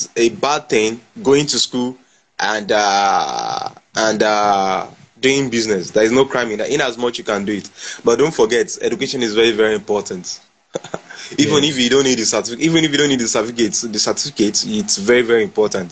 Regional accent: Nigeria; as a Nigerian

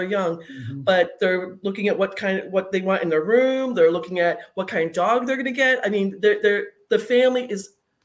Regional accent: Arizona, United States; moved away as an adult; now in North Carolina, United States; I was originally from Arizona. I just moved to North Carolina in the last few weeks

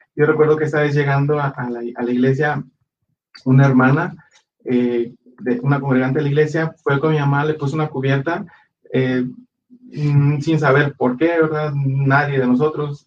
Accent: Guadalajara, Jalisco, Mexico; en la iglesia donde crecimos nosotros fue en la ciudad de Guadalajara, nosotros somos de Guadalajara

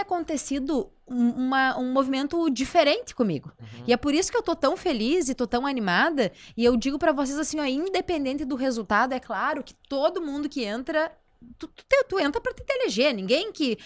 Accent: Passo Fundo, Rio Grande do Sul, Brazil; moved away as an adult; now in Porto Alegre, Brazil; que veio lá de Passo Fundo

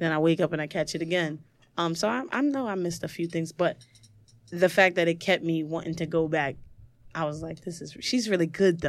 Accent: New York City, New York, United States; I'm from the projects. I'm from Marcy Projects. It's a three-bedroom. There was about ten of us in, in my mom's bedroom

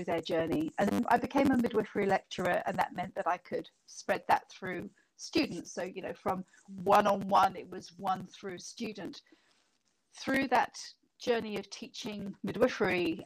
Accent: United Kingdom; moved away as an adult; now in New Zealand; you can probably hear from my accent, I'm not a New Zealander. I was from Britain

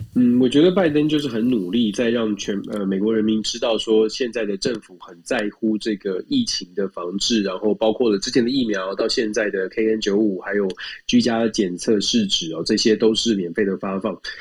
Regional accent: Taiwan; now in United States; 我们是台湾来的

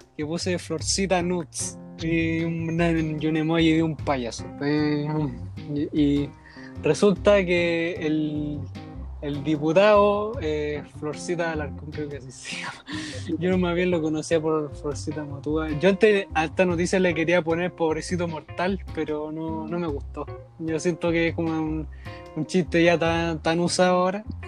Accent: Santiago, Santiago Metropolitan Region, Chile; Yo soy de la RM, la región metropolitana.

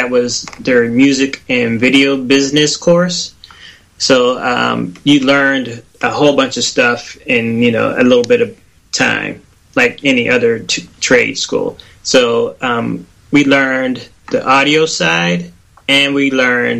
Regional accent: Pittsburgh, Pennsylvania, United States; moved away as an adult; now in Atlanta, United States; I'm from Pittsburgh, PA.

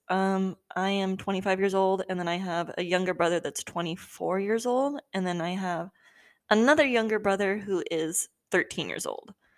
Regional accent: Southern California, United States; I live in SoCal currently, and I've lived in SoCal my entire life.

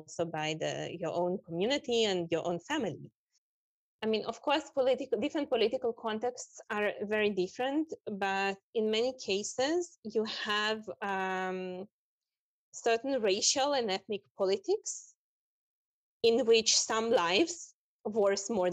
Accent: Israel; also born or lived in Russia; I grew up in Palestine, Israel, but I was born in Russia

